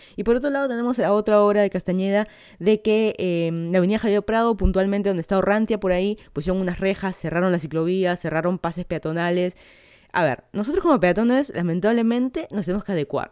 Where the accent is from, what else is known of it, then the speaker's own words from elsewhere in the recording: Lima, Peru; moved away as an adult; now in Miami, United States; yo soy de Lima, Perú, ya hace, creo ya van a ser dos años de que me mudé a Miami, Florida